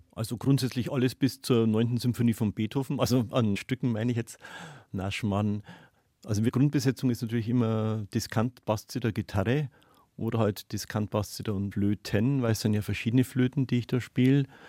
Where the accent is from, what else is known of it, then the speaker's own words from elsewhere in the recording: Neumarkt in der Oberpfalz, Bavaria, Germany; now in Oberhembach, Germany; Ich bin gebürtiger Neumarkter und habe einmal gedacht, ich werde da wohnen bleiben